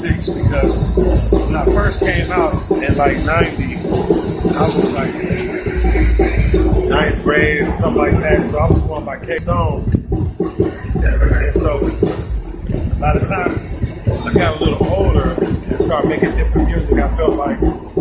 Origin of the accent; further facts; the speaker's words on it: Detroit, Michigan, United States; I'm from Detroit